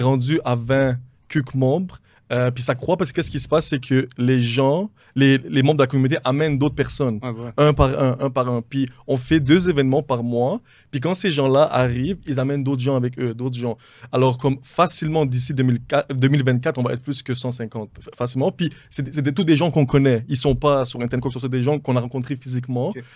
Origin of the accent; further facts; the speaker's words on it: Montreal, Quebec, Canada; je viens de Montréal, je suis d'origine libanaise.